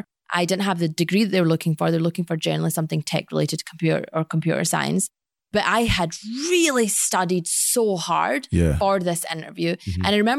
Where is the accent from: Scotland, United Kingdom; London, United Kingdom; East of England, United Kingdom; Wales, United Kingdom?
Scotland, United Kingdom; Glasgow; So I was born and raised in Scotland.